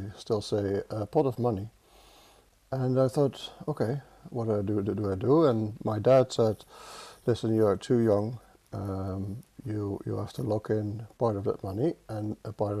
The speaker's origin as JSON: {"language": "English", "country": "Netherlands", "accent": "Dutch", "second_language": "English", "said": "I'm Dutch, as you can hear from my accent. It never goes away."}